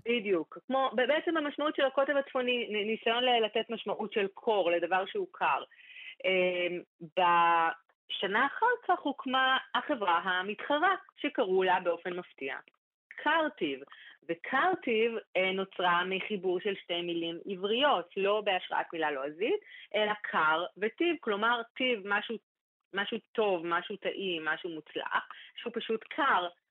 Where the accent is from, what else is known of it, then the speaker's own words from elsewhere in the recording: Holon, Tel Aviv District, Israel; אצלנו זה חולון